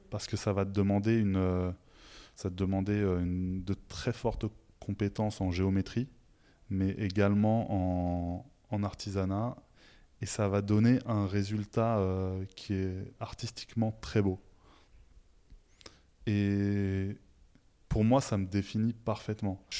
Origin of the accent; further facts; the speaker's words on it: southern Tunisia, Tunisia; La mienne, il n'y avait pas de zélie chez moi. je viens du sud de la Tunisie. Et euh, chez moi, les maisons sont blanches